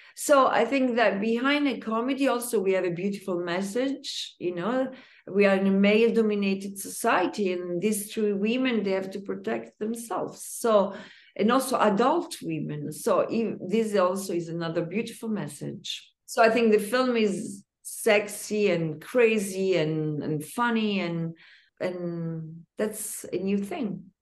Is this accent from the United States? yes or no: no; Umbria, Italy; I'm Italian, even though I don't come from Rome, I come from Umbria